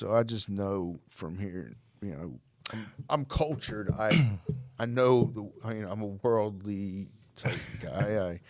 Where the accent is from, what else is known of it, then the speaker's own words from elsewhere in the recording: Norristown, Pennsylvania, United States; technically I'm not Philly native, but Norristown is like Philadelphia area.